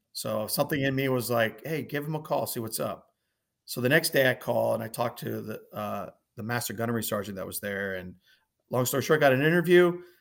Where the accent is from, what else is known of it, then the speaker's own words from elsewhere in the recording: Northern Virginia, United States; also born or lived in Nahariya, Israel; grew up, uh, in Northern Virginia